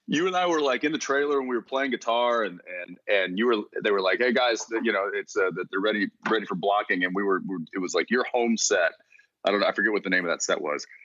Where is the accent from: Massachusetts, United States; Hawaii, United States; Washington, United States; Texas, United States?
Texas, United States; moved away as an adult; growing up in Texas